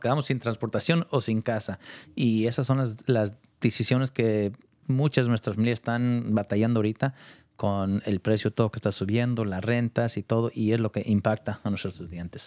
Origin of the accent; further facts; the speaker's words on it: Point Reyes, California, United States; yo nací en Ponreyes, allá un ranchito tan lejos de todo.